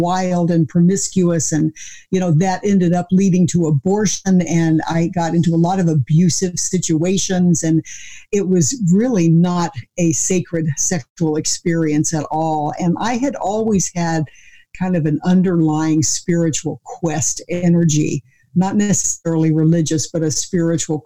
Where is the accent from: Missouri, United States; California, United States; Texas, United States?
Missouri, United States; I grew up in the Bible Belt, you know, in Missouri